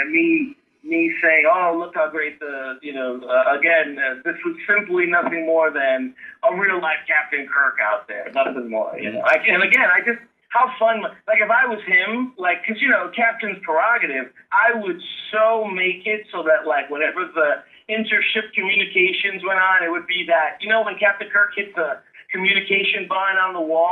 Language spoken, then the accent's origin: English; United States; I'm an American and as patriotic as any other American may or may not be